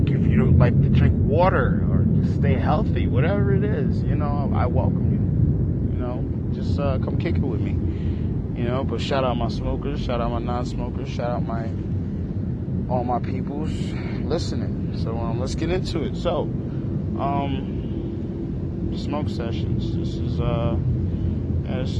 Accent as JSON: {"language": "English", "region": "New York", "country": "United States", "tie": "born or raised there", "said": "New York native"}